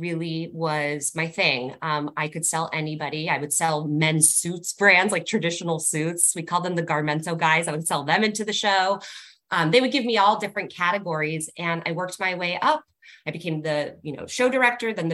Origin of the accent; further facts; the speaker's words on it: California, United States; So I am born and raised in Cali, and I actually went to high school where Britt and I and Cassandra live